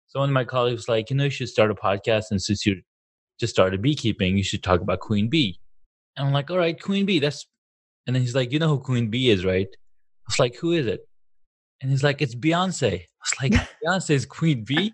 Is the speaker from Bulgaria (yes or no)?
no; Saudi Arabia; now in United States; I grew up in Saudi Arabia.